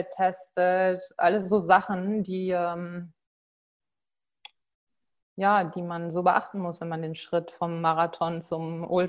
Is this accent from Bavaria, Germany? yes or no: no; Lower Saxony, Germany; Seit der Kindheit halt. Ich bin im Emsland aufgewachsen. Unendliche Weiten. Da muss man einfach laufen.